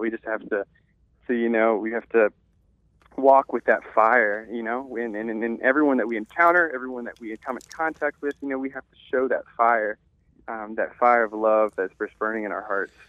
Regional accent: Louisiana, United States; born and raised in a small town

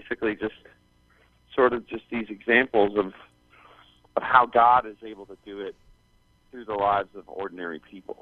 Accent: Canada; moved away as an adult; now in Arizona, United States; growing up in Canada

